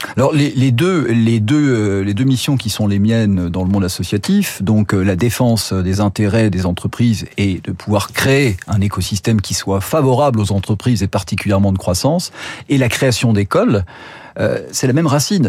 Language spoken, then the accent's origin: French; France; moved away as an adult; also born or lived in United States; de par ma culture, moi je suis français